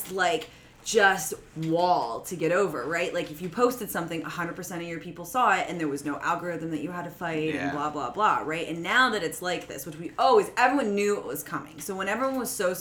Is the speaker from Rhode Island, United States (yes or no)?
no; Pennsylvania, United States; So I grew up in Pennsylvania, but my family's all in Indiana mostly